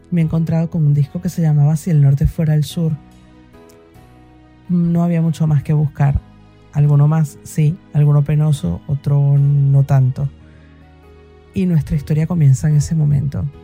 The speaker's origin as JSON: {"language": "Spanish", "country": "Venezuela", "moved": "yes", "lives_now": "Spain", "said": "mm, soy venezolana y ahora vivo en España desde hace más de 12 años."}